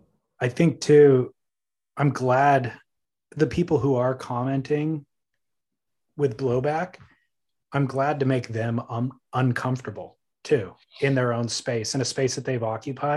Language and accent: English; California, United States; I grew up in Orange County.